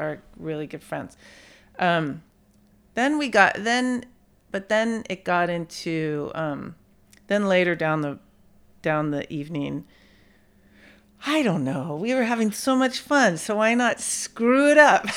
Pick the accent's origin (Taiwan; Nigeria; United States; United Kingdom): United States; San Bruno, California; also born or lived in San Francisco; I grew up in San Bruno